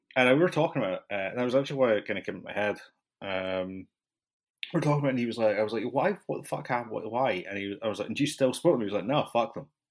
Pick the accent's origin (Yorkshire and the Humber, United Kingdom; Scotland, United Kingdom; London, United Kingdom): Scotland, United Kingdom; Edinburgh; also born or lived in West Coast, United States; now in United States; I'm from Edinburgh